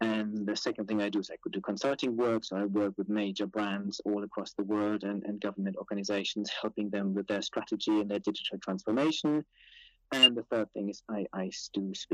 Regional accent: Germany; moved away as an adult; also born or lived in Cambridge, England / Cranfield, England; now in United Kingdom; I was born in Germany, then moved to England to study at Cambridge

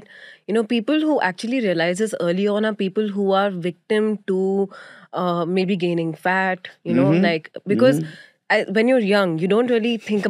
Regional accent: Delhi, India; I'm from Delhi and I'm not

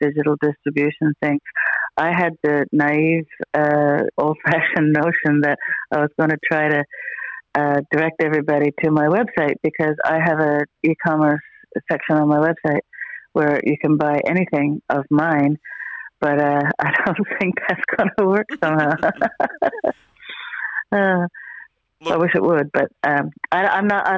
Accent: Newfoundland and Labrador, Canada; now in St. John's, Canada; I'm from Central Newfoundland

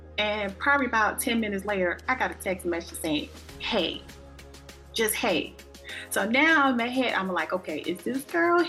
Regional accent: South Carolina, United States; now in North Carolina, United States; my hometown in South Carolina.

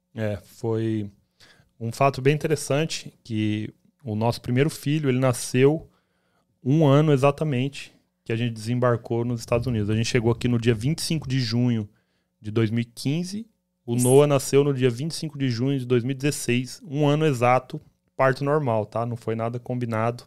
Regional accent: Campo Grande, Mato Grosso do Sul, Brazil; moved away as an adult; now in United States; a gente saiu lá de Campo Grande, Mato Grosso do ah, Sul

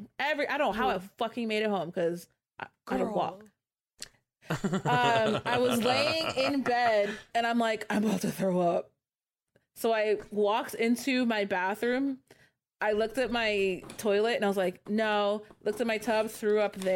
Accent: California, United States; I'm from California.

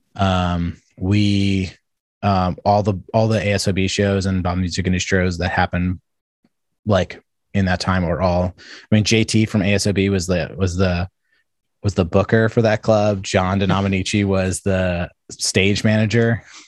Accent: New York, United States; I grew up in New York

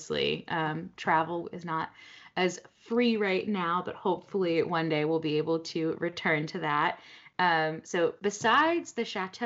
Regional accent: Fairfield, Connecticut, United States; I grew up in New England, so actually the town that I grew up in was one of the ones that the British burned

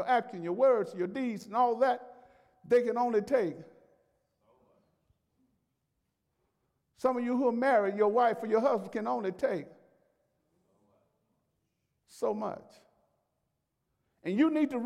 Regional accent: Alabama, United States; I'm from Alabama

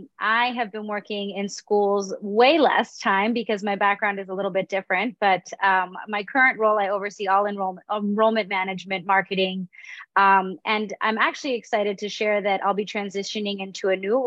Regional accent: United States; I really felt I found my tribe as a third culture kid growing up in the United States.

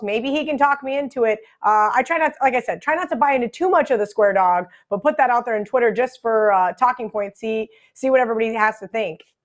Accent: Midwest, United States; Growing up in the Midwest

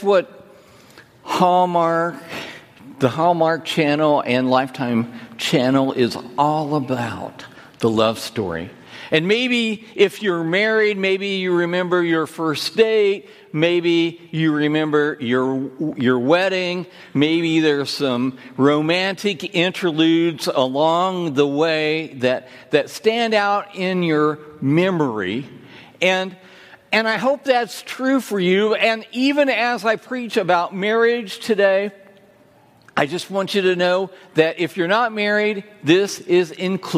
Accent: Hoosier, Indiana, United States; If I couldn't be a Hoosier

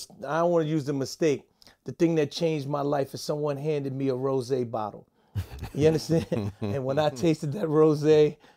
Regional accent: New York City, New York, United States; I had it in Buffalo because I'm from New York City.

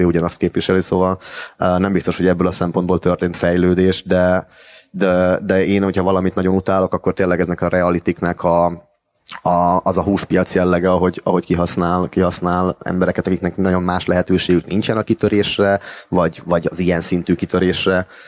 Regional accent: Miskolc, Borsod-Abaúj-Zemplén, Hungary; moved away as an adult; now in Budapest, Hungary; akivel együtt nőttünk fel uh, Miskolciában

